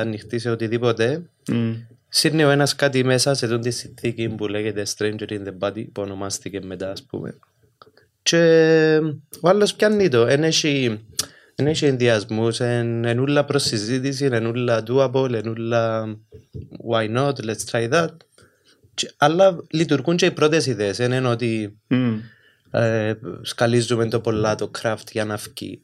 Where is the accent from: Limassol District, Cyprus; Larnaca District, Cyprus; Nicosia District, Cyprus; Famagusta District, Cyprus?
Limassol District, Cyprus; Limassol; moved away as an adult; also born or lived in Athens, Greece; είμαστε και που West Side Limassol